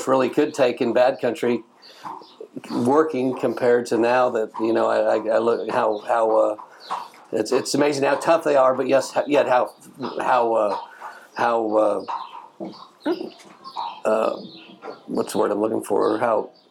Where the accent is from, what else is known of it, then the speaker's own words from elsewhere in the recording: Arizona, United States; moved away as an adult; I was raised on a ranch there